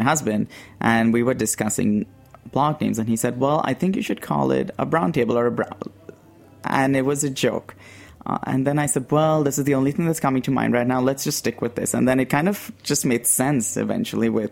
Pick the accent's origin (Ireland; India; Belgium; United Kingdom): India; Mumbai, Maharashtra; moved away as an adult; now in San Francisco, United States; I grew up in Bombay, and Bombay is known for its delicious and crazy